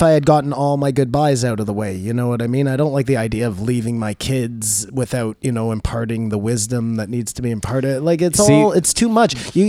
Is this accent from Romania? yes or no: no; Canada; Yeah, because we're Canadian, yeah.